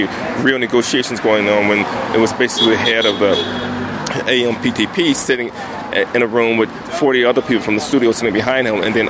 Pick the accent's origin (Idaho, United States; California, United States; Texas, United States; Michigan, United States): California, United States; Compton; I grew up in Compton